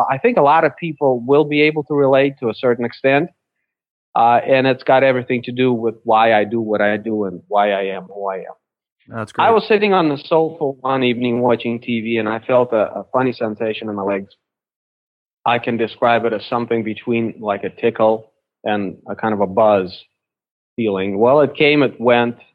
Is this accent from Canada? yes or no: no; Russia; now in United States; I was born I was born in Russia when it was still Soviet Union.